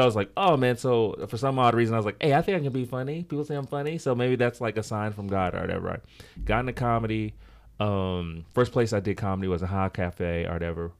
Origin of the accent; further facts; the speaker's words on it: Los Angeles, California, United States; I'm from Los Angeles, but my background, my family's from Congo, Democratic Republic of Congo. Um, so my family moved here, like, in the late seventies. Of course, I was born here, so I don't have the accent